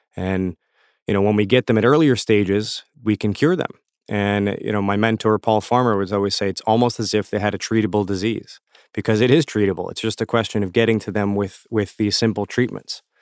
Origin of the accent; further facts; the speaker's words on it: South Florida, United States; I learned Creole in South Florida growing up